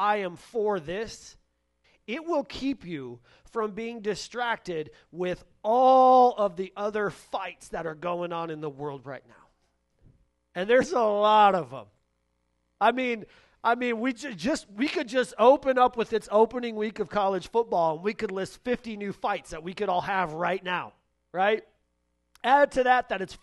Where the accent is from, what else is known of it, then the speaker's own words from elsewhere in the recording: Michigan, United States; now in Columbus, United States; I'm from Michigan